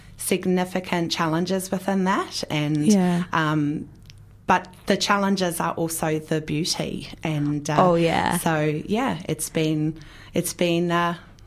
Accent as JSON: {"language": "English", "country": "Australia", "moved": "yes", "lives_now": "New Zealand", "said": "And so we live here in New Zealand. Actually, I'm Australian originally, but you couldn't tell, right? Because I've got such a good, strong Kiwi accent."}